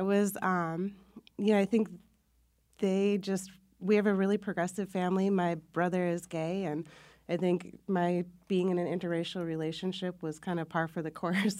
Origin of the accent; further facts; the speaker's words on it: Minnesota, United States; Well, I am from the Midwest, from Minnesota, and it's a great state.